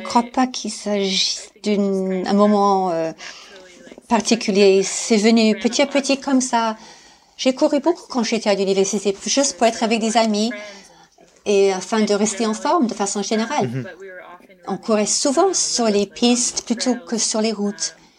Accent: Maine, United States; French is a second language; moved away as an adult; also born or lived in Alpes-Maritimes, France; now in France; je suis américaine, mais j'habite en France, euh, dans les Alpes-Maritimes. Mais je viens du Maine, aux États-Unis

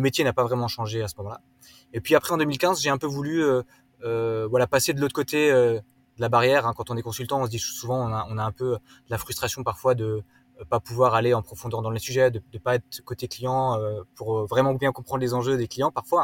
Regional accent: Wolschwiller, Grand Est, France; moved away; also born or lived in London; Je viens d'Alsace à la base, donc j'ai grandi à la campagne entre les Vosges et, le Jura.

